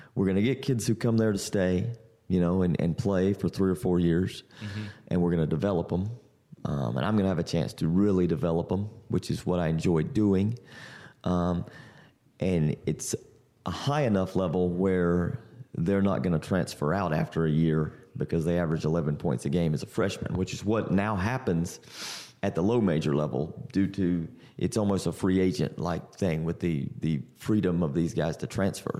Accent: Central North Carolina, United States; I grew up in Central North Carolina

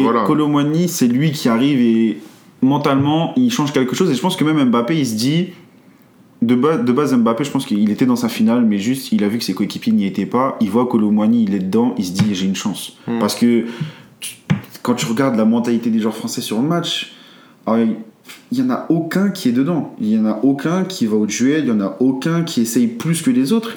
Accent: France; nous en tant que français

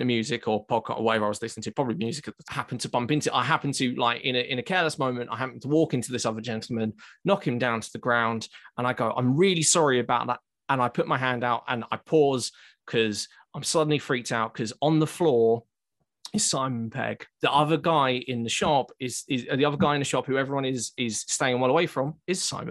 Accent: Essex, East of England, United Kingdom; now in Newcastle, United Kingdom; I'm not from Newcastle. I'm actually originally from Essex

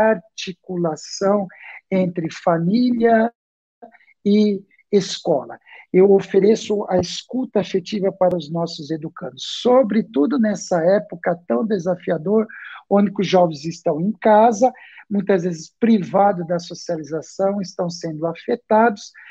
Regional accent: São Paulo, Brazil; also born or lived in Santo André; Eu esqueci de falar, eu sou aqui de São Paulo, né? É, nascido em Santo André, moro aqui em São Paulo.

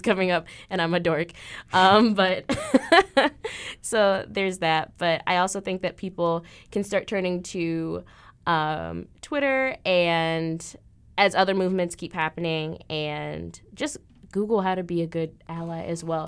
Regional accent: Illinois, United States; moved away as an adult; now in Des Moines, United States; everyone else is from Illinois. which is where I'm from.

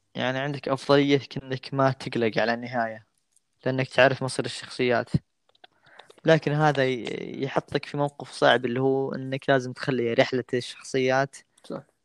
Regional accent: Saudi Arabia; أنا من السعودية

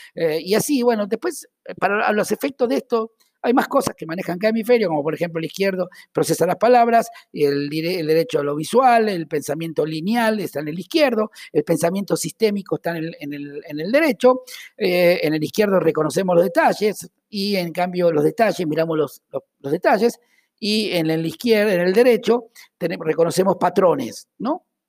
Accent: Argentina; accent: Argentine

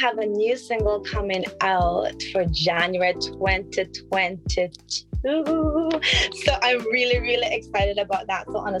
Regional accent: Georgetown, Demerara-Mahaica, Guyana; And I say it from where I come from. So from Georgetown, my mama is from Dog City. And I was raised in Dog City, which a lot of people don't know.

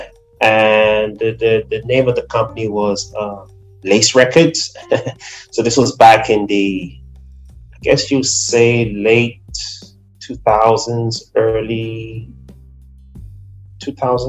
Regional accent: Nigeria; also born or lived in Brooklyn, New York; now in New Jersey, United States; I'm originally from Nigeria. I've been here for quite some time

